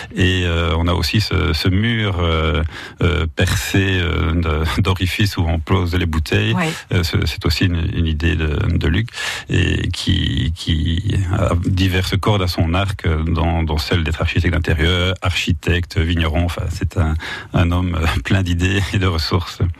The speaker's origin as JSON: {"language": "French", "region": "Wallonia", "country": "Belgium", "tie": "born or raised there", "also_born_or_lived": "Brussels, Belgium", "moved": "as an adult", "lives_now": "Latour-de-France, France", "said": "je viens de Belgique"}